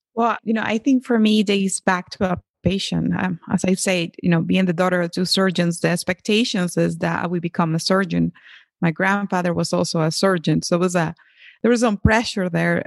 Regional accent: Venezuela; moved away; I grew up in Venezuela, but my, my, my mom is Colombian and my father is Dominican

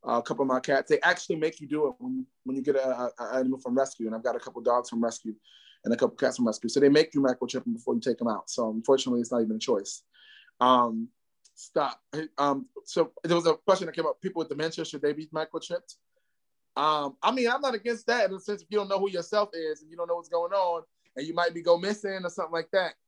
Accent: New York City, New York, United States; now in Atlanta, United States; I am from Harlem, New York, but I'm currently in Atlanta, GA, my second home

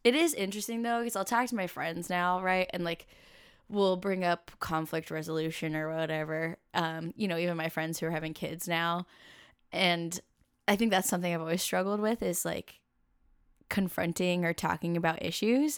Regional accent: Camas, Washington, United States; I grew up in Camas, Washington, which is right next to Vancouver, Washington, and across the river from Portland, Oregon

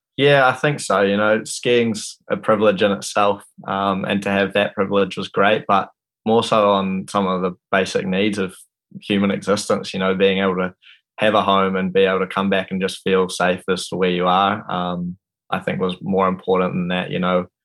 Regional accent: Wanaka, Otago, New Zealand; I'm from Wanaka

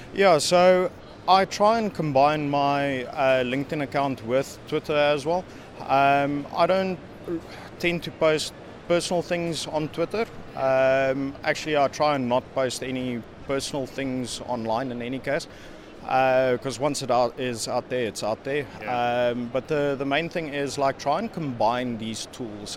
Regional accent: South Africa; moved away as an adult; now in Netherlands; I'm originally from South Africa, now living in the Netherlands.

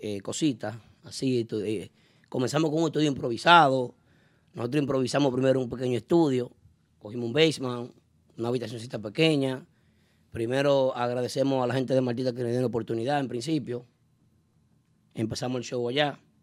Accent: Dominican Republic; now in New York, United States; nos identifica como dominicanos

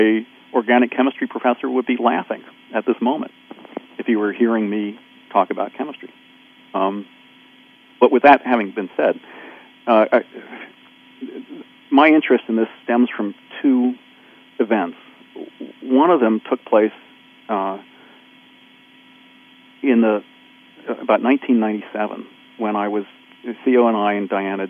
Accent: near Camden, New Jersey, United States; I grew up not in Camden, but close enough

